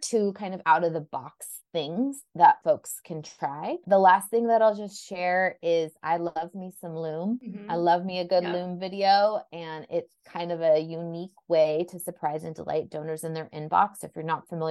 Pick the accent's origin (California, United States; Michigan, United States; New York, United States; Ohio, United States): California, United States; Southern; born or raised there